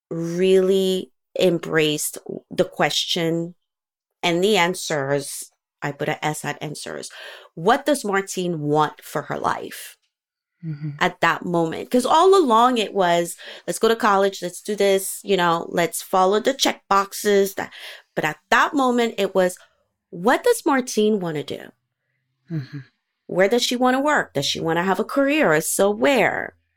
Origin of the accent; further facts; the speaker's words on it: Gabon; also born or lived in United States; I was born in the States, we lived in Africa, in Gabon.